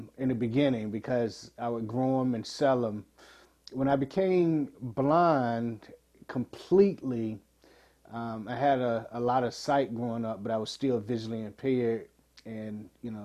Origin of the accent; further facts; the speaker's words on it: Portsmouth, Virginia, United States; 44 years ago, I was born in Portsmouth, Virginia.